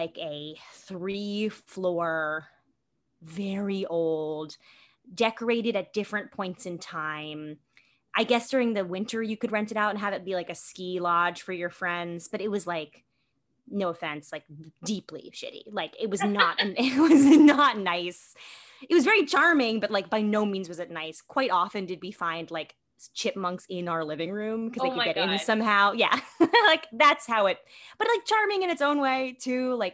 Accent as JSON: {"language": "English", "town": "New York City", "region": "New York", "country": "United States", "tie": "born or raised there", "said": "I grew up in New York City. I'm born and bred New York City."}